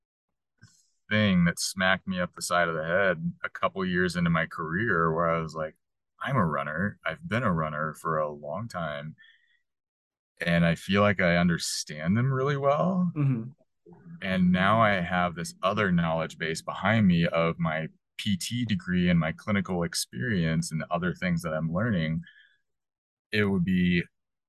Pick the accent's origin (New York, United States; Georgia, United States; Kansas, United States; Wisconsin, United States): Kansas, United States; Hutchinson; now in Colorado, United States; I'm from Hutchinson originally